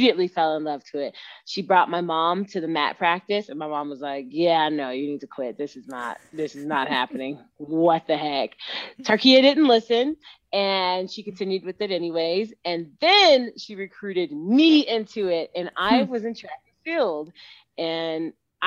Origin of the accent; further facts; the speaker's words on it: Katy, Texas, United States; moved away as an adult; now in Colorado Springs, United States; from Katy, Texas, my hometown, went to school at Morton Ranch.